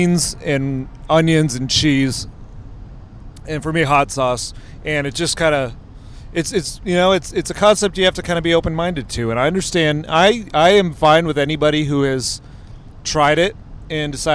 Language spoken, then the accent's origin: English; Northeast Ohio, United States; I grew up in Northeast Ohio, so watched a lot of the Browns